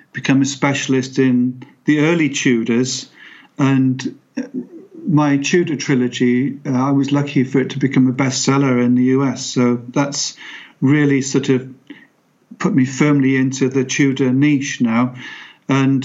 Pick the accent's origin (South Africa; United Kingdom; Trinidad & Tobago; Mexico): United Kingdom; Pembroke, Wales; I was born in Pembroke within sight of Pembroke Castle